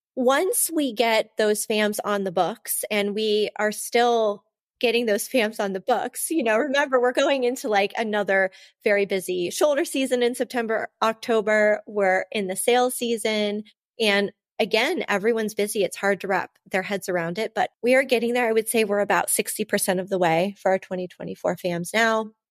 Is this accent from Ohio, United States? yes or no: yes; Ohio, United States; now in Florham Park, New Jersey, United States; I'm from Ohio